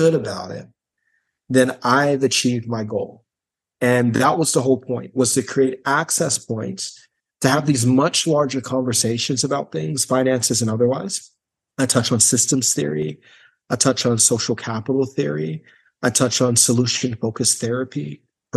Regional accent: Gary, Indiana, United States; I'm from Gary, Indiana

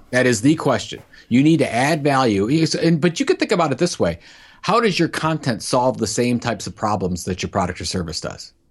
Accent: Cleveland, Ohio, United States; my hometown of, of Cleveland

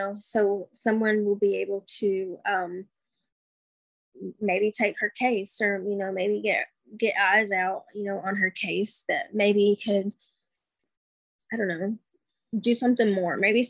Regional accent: Alabama, United States; moved away as an adult; also born or lived in Texas / Washington State; now in Washington, United States; Growing up, I lived in Alabama. I moved away from Alabama when I was like 19.

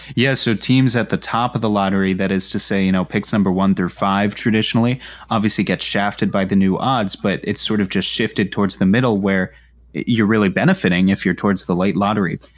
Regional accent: New York, United States; I'm from New York

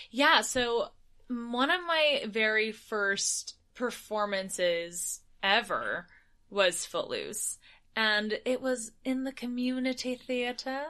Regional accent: United States; as an American performer

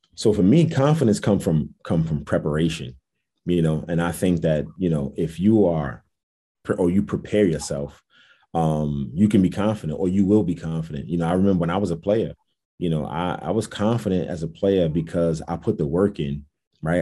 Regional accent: New York City, New York, United States; also born or lived in Jamaica, Queens; I'm actually from Brooklyn, New York

